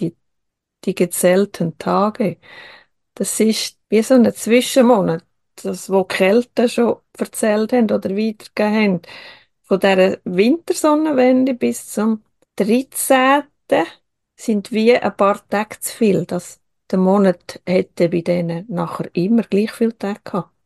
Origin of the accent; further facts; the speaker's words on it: Switzerland; bei uns in der Schweiz